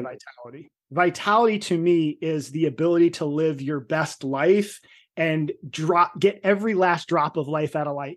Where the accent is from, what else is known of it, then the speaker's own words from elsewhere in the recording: New Jersey, United States; I'm from Jersey, but I was a Jersey meathead.